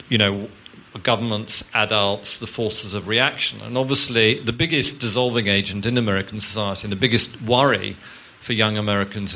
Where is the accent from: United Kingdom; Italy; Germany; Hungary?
United Kingdom; London; growing up in West London, the nearest football team was Brentford